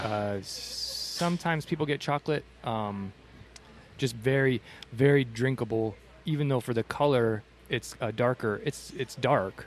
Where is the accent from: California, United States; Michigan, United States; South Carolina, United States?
Michigan, United States; now in Tucson, United States; I'm originally from Michigan